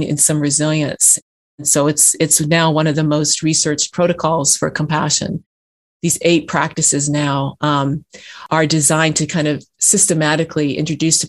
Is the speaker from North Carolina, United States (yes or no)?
no; California, United States; moved away as an adult; also born or lived in Georgia; I was raised in California in United Church of Christ